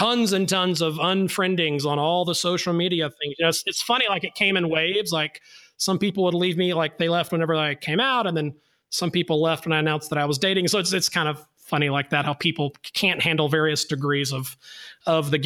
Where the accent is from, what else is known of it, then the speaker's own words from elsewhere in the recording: North Alabama, United States; now in Atlanta, United States; I am a boy from North Alabama